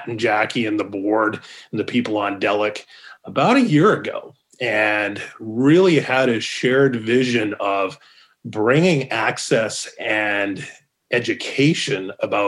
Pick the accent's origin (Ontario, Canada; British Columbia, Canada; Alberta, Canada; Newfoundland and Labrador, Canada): Alberta, Canada; Calgary; moved away as an adult; also born or lived in Corpus Christi, Texas; now in Arizona, United States; Born and raised in Calgary, graduated.